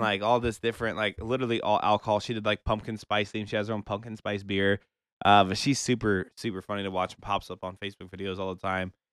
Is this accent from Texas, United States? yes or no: no; Omaha, Nebraska, United States; I know my hometown, Omaha, very well